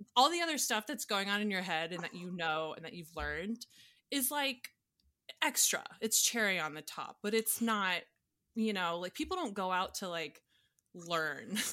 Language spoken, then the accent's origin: English; Atlanta, Georgia, United States; moved away as an adult; also born or lived in Louisiana / Colorado / New York; I grew up in Atlanta, went to school at Tech